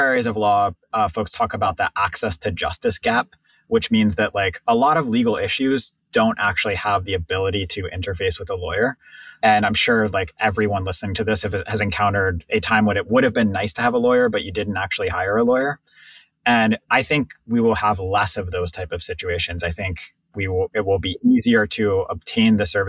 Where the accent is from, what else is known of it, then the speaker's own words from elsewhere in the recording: Pittsburgh, Pennsylvania, United States; moved away as an adult; I grew up in Pittsburgh